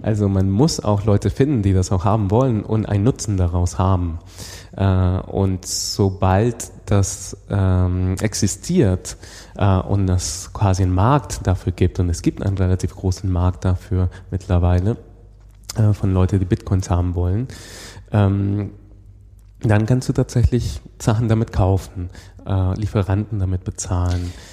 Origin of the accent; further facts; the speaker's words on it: Venezuela; moved away; ich komme, wie gesagt, aus Venezuela